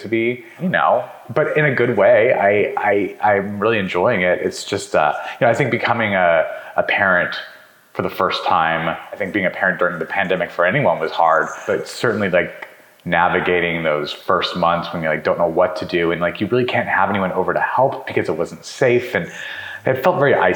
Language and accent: English; New Mexico, United States; also born or lived in Montana; I was born in Montana, but I only lived there for a year. And then I most of my life was in New Mexico